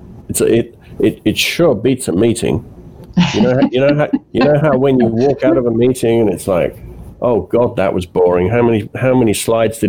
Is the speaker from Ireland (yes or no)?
no; United Kingdom; moved away as an adult; also born or lived in Italy; I grew up in Britain, and in the, you know, I went to school in the 70s and 80s